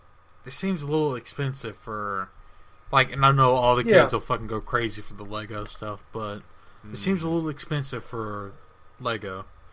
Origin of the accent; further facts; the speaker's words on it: United States; I'm an American. I live in the fucking South, alright?